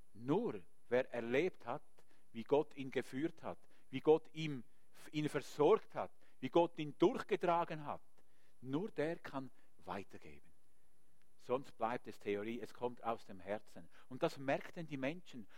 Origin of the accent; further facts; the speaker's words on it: Switzerland; Wir haben als Schweizer